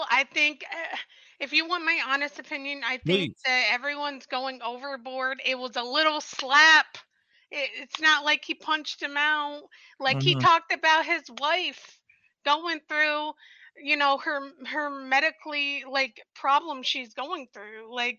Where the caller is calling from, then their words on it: Ohio, United States; I'm from Ohio.